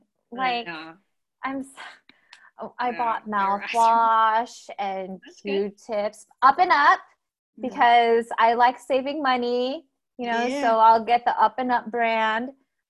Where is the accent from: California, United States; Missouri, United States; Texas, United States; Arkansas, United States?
California, United States; moved away as an adult; also born or lived in Iowa; I'm born and raised in California, so I did the opposite. I moved to the Midwest.